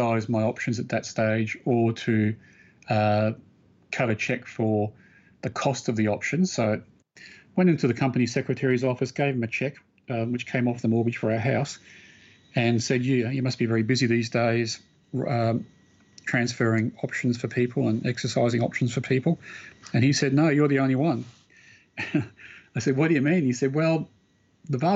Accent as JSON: {"language": "English", "town": "Brisbane", "region": "Queensland", "country": "Australia", "tie": "born or raised there", "moved": "yes", "said": "I grew up in Brisbane"}